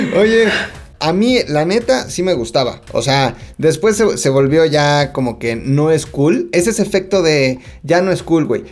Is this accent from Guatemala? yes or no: no; Mexico; somos los mexicanos